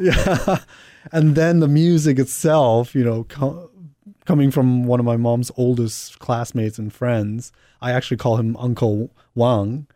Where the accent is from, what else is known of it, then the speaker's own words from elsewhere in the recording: New York, United States; also born or lived in Hong Kong; I was born in Hong Kong and grew up in New York